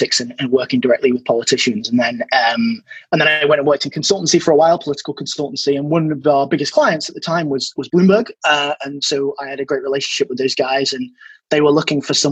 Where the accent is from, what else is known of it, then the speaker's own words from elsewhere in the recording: Leeds, Yorkshire and the Humber, United Kingdom; moved away; I'm from Leeds originally